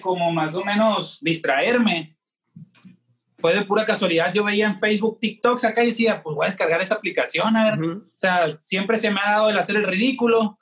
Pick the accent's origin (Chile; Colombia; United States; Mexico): Mexico; Hermosillo, Sonora; soy tatuador de la ciudad de Hermosillo, Sonora